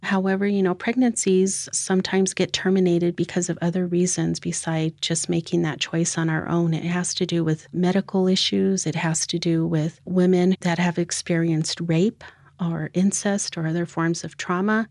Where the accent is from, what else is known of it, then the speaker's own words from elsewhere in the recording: Mescalero Apache tribe, New Mexico, United States; now in Pueblo of Laguna, United States; I am also from the Mescalero Apache tribe, but I live out at the Pueblo of Laguna